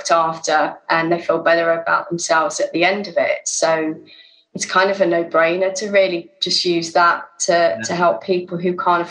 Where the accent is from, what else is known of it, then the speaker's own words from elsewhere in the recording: Sussex, South East England, United Kingdom; moved away; also born or lived in London; I grew up in Sussex